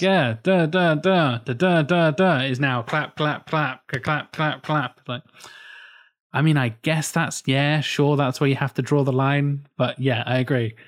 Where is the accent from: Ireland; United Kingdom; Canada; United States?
United Kingdom; England; I'm English.